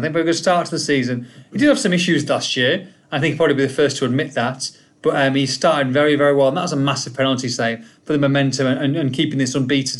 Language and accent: English; United Kingdom; accent: English accent; moved away; also born or lived in San Diego; British guy